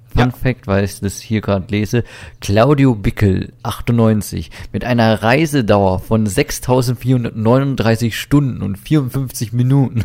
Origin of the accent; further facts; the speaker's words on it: Weiden in der Oberpfalz, Bavaria, Germany; bei uns in Weiden